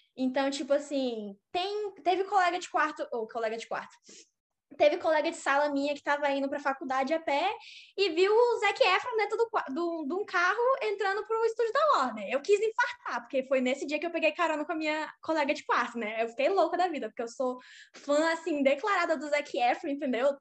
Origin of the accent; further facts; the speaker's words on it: Porto Velho, Rondônia, Brazil; moved away as an adult; now in Los Angeles, United States; sou de Porto Velho, Rondônia, não Roraima